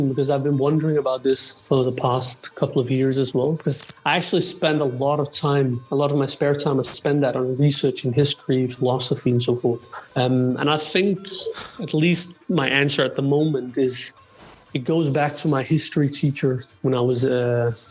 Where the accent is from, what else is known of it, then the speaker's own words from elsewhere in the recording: Denmark; so I grew up mostly around um, what you say Danish ethnic Danes.